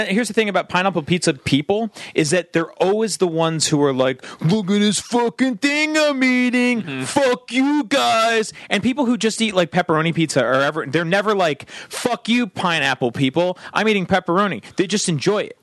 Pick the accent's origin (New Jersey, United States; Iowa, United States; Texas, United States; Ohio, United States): New Jersey, United States; now in California, United States; I grew up on the East Coast